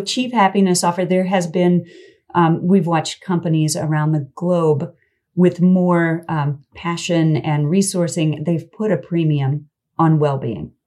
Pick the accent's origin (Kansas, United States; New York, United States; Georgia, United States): Kansas, United States; I'm from Kansas